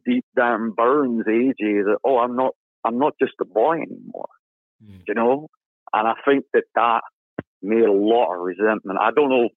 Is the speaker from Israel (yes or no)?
no; United Kingdom; I'm a Brit